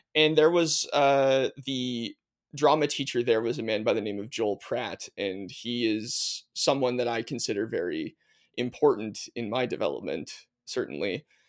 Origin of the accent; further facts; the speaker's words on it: Nova Scotia, Canada; also born or lived in Manitoba / Prince Edward Island; I was born in Manitoba, but, uh, moved to Nova Scotia fairly young. I think I was three and a half when we moved to Nova Scotia